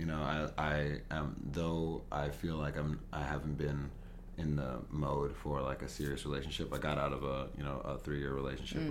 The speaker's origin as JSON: {"language": "English", "town": "Los Angeles", "region": "California", "country": "United States", "tie": "born or raised there", "moved": "yes", "lives_now": "New York, United States", "said": "East East LA, LA, mm-hmm. like Whittier area"}